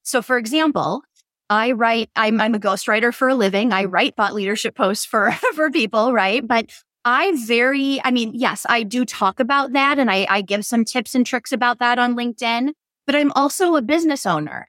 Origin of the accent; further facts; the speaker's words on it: Door County, Wisconsin, United States; also born or lived in Madison, Wisconsin; I just moved back to Door County, Wisconsin, which is my home